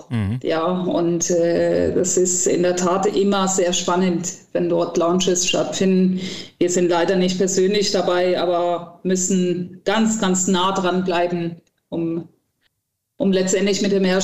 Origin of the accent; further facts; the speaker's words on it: Cologne, North Rhine-Westphalia, Germany; Ich finde, das gehört als Kölnerin dazu.